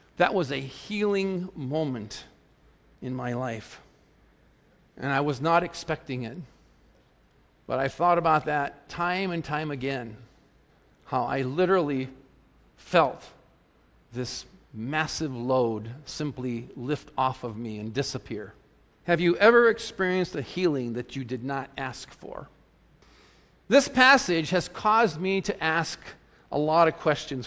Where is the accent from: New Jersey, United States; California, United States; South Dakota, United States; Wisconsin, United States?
South Dakota, United States; I grew up in South Dakota, you know, the great open plains